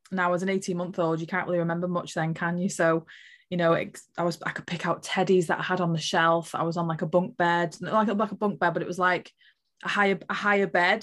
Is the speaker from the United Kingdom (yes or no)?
yes; Liverpool, North West England, United Kingdom; I was born in Liverpool